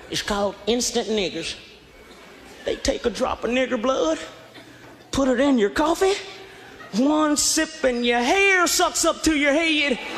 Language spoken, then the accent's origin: English; Kansas City, Missouri, United States; now in Los Angeles, United States; moved out to Los Angeles about a year ago, and I'm coming from the Midwest, right? Kansas City, Missouri.